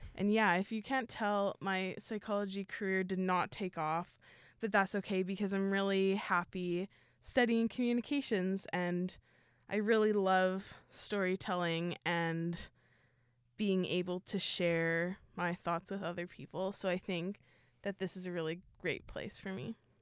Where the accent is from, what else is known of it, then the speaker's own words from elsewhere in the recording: Winnipeg, Manitoba, Canada; I'm also from Winnipeg.